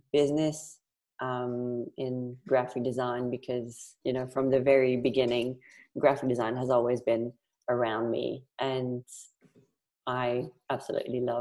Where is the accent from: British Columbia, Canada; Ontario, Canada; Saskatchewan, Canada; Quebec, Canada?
Quebec, Canada; Montreal; English is a second language; moved away as an adult; now in Perth, Australia; So I am from Montreal in Canada. I have been living there until 11 years ago. So I moved to Australia in Perth 11 years ago.